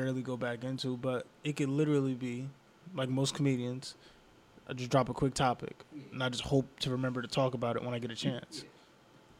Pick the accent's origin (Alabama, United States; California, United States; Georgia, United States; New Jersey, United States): New Jersey, United States; Piscataway; I'm from Piscataway